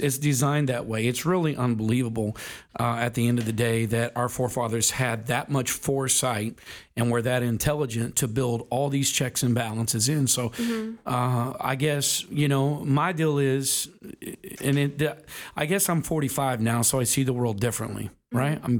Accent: United States; on us as Americans.

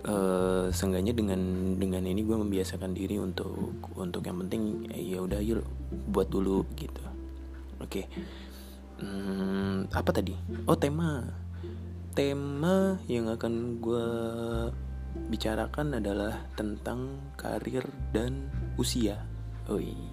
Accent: East Kalimantan, Indonesia; waktu gue masih sekolah SMA gue dari Kalimantan Timur gue tuh berpikir maksudnya uh, hanya tahu gitu ya lingkupnya kan kecil ya tempat gue nggak terlalu besar cuman ya ibaratnya kabupaten tingkat dua biasa

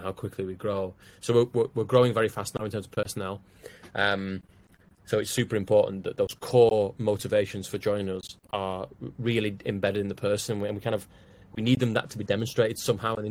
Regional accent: Wigan, North West England, United Kingdom; I'm from Wigan

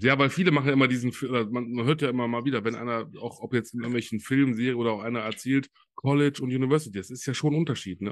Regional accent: Solingen, North Rhine-Westphalia, Germany; in Deutschland, in meiner Heimat. Äh, ich komme ja aus Solingen

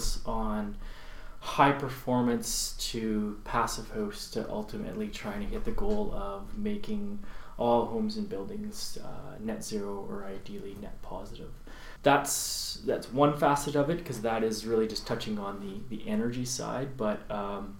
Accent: Carnduff, Saskatchewan, Canada; moved away as an adult; now in Okanagan, Canada; I grew up in a small little town called Carndove in 20 minutes from North Dakota and 20 minutes from Manitoba.

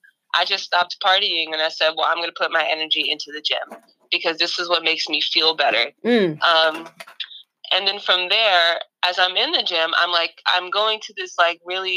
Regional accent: New York City, New York, United States; I grew up in Jamaica, Queens, in a food desert and in a fitness desert

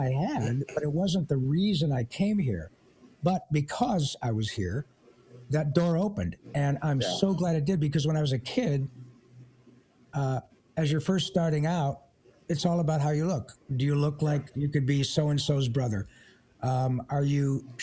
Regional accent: Michigan, United States; now in Agoura Hills, United States; I'm from Michigan originally

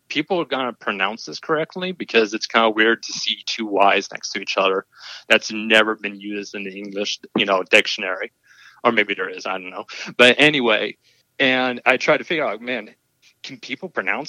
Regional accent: Tacoma, Washington, United States; I'm from Tacoma, Washington

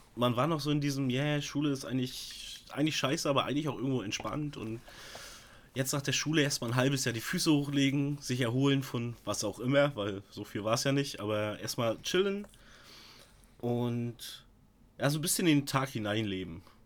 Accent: Stralsund, Mecklenburg-Vorpommern, Germany; also born or lived in Altenkirchen, Rügen; hier bei uns in Stralsund

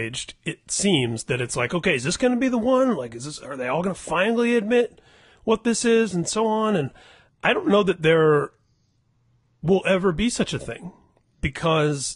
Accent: Indiana, United States; both of us having been born and bred in Indiana

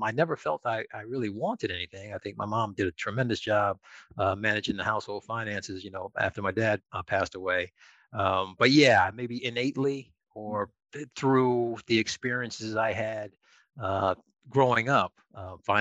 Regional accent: Connecticut, United States; moved away as an adult; also born or lived in New York City; born and raised in Connecticut, educated in Connecticut, moved into New York City, probably early 20s

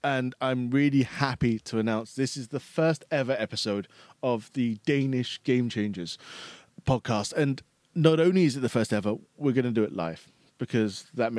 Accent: Spain; English is a second language; now in Denmark; I came to Denmark from Spain, so I can only concur with you.

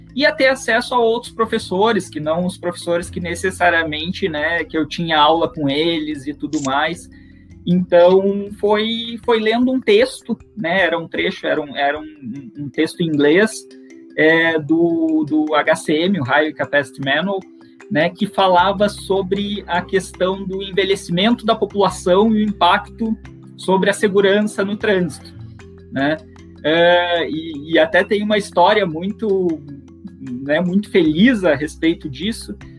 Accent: Rio Grande, Rio Grande do Sul, Brazil; moved away as an adult; also born or lived in São Carlos / São Paulo; eu sou natural de, da cidade de Rio Grande, no sul do, do Rio Grande do Sul

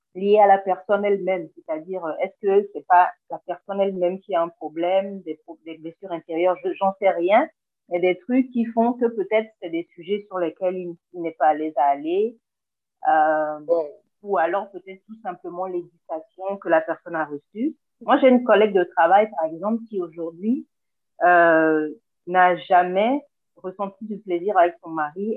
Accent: Togo; je suis togolaise, vivant au Togo

